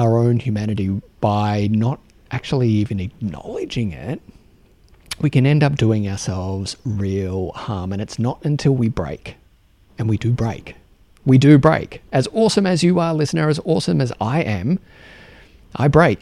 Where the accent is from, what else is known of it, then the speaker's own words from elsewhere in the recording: Australia; accent: Australian; my Australian accent